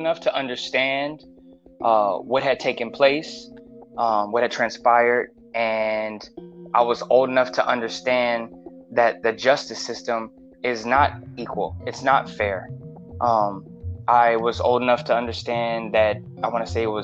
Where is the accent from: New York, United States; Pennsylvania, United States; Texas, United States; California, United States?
California, United States; Los Angeles; Born and raised LA. I'm from Mid City, Pico Crenshaw